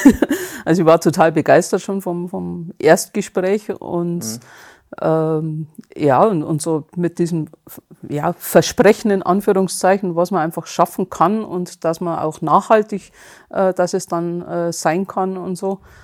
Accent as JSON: {"language": "German", "town": "Bad Feilnbach", "region": "Bavaria", "country": "Germany", "said": "komme aus der Nähe von südlich von München, äh, Bad Feilenbach heißt es. Okay. Genau. Also Bayern."}